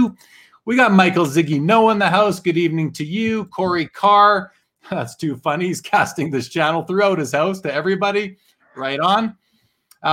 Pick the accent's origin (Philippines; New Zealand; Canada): Canada; Winnipeg, Manitoba; I grew up in Winnipeg, which is north of North Dakota